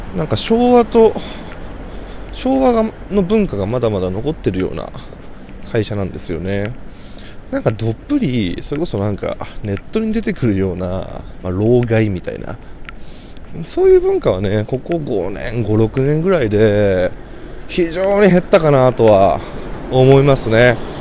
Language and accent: Japanese; Kanagawa, Japan; 僕は神奈川県出身